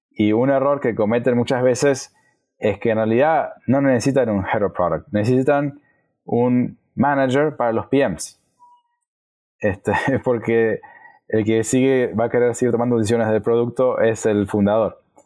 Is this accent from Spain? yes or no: no; Argentina; Soy de Argentina